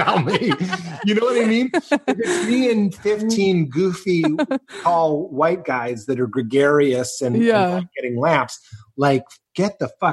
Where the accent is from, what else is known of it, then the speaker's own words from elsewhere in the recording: Lexington, Massachusetts, United States; moved away; also born or lived in Chicago; I'm from Lexington, Massachusetts